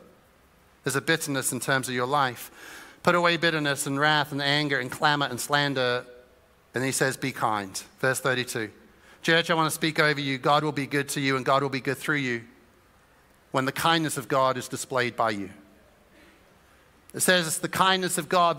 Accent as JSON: {"language": "English", "area": "Suffolk", "region": "East of England", "country": "United Kingdom", "tie": "born or raised there", "said": "Growing up in Suffolk"}